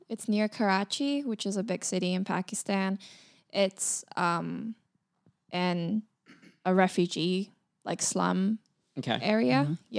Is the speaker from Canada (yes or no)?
no; Busan, South Korea; born there; So I was born in Korea